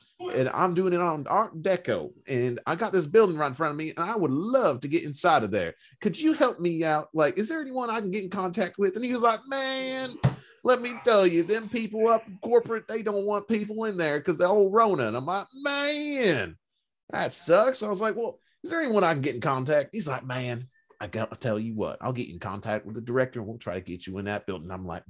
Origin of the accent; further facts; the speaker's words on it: Cincinnati, Ohio, United States; Cincinnati, Ohio, and I went to this building